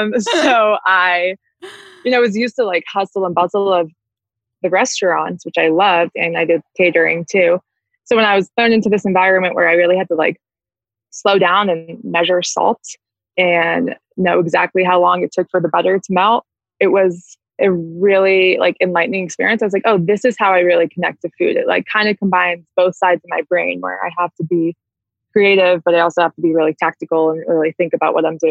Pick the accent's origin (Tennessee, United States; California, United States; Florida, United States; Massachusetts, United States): Massachusetts, United States; Boston; I was born and raised in Boston, Massachusetts.